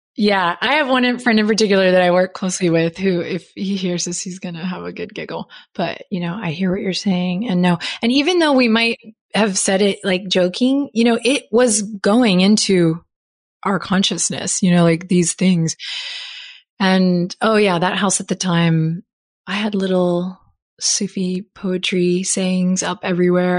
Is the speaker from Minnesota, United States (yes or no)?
no; Austin, Texas, United States; here in my hometown now